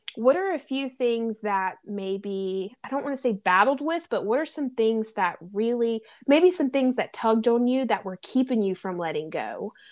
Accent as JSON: {"language": "English", "region": "the South", "country": "United States", "accent": "twang", "moved": "yes", "lives_now": "Los Angeles, United States", "said": "I'm from the South, and I moved to L"}